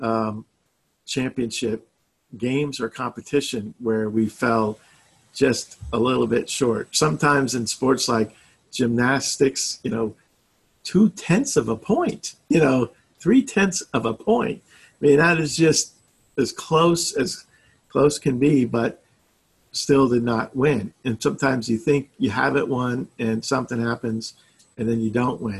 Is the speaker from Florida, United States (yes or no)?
yes; Fort Lauderdale, Florida, United States; moved away as an adult; also born or lived in Maryland; now in Oklahoma, United States; I'm born and raised in Fort Lauderdale, Florida